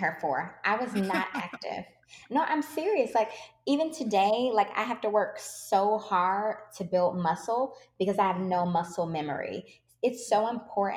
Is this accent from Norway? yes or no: no; Detroit, Michigan, United States; I grew up in Detroit